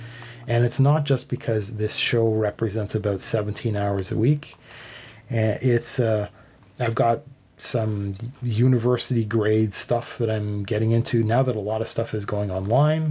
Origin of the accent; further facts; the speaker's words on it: Canada; I was raised Canadian. So I'm Canadian